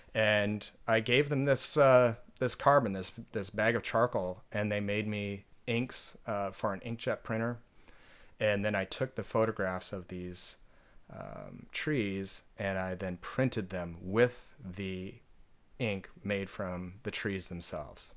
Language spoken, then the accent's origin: English; Oregon coast, United States; moved away as an adult; also born or lived in Nanjing, China / Suzhou, China; I grew up on the Oregon coast